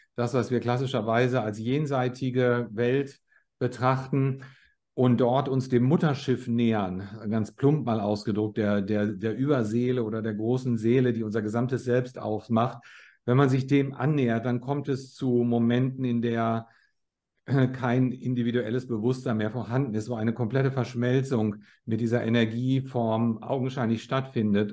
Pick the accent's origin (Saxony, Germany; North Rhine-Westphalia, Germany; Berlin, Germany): North Rhine-Westphalia, Germany; Bielefeld; moved away as an adult; also born or lived in Australia / Switzerland; now in Los Angeles, United States; Ich bin in Bielefeld in Nordrhein-Westfalen geboren, äh, neunzehnhundertsechsundsechzig und bin sehr früh mit zwanzig Jahren ins Ausland gezogen